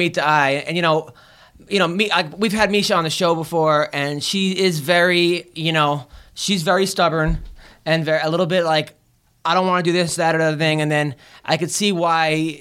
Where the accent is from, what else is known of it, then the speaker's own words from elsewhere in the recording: New York, United States; I'm from New York